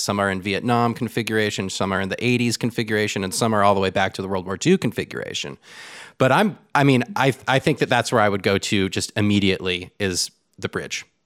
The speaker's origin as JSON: {"language": "English", "region": "Southern California", "country": "United States", "moved": "yes", "lives_now": "Austin, United States", "said": "I'm from Southern California. I'm from the coast"}